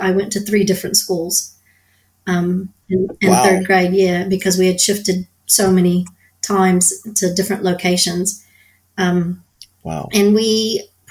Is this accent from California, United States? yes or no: no; Southeast Texas, United States; moved away as an adult; also born or lived in San Antonio, Texas; I was raised in Southeast Texas, sort of the Golden Triangle, it's called, sort of Beaumont, Port Arthur, Nederland, around there